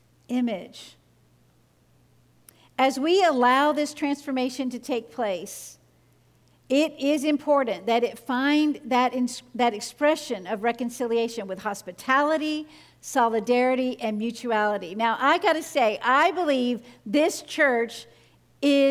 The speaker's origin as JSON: {"language": "English", "region": "the South", "country": "United States", "tie": "born or raised there", "said": "I grew up in the South, in the United States, where members of my family casually and regularly would use the N-word"}